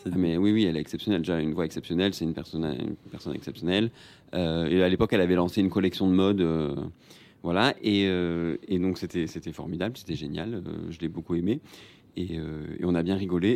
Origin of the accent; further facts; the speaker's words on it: Marseille, Provence-Alpes-Côte d'Azur, France; je viens de Marseille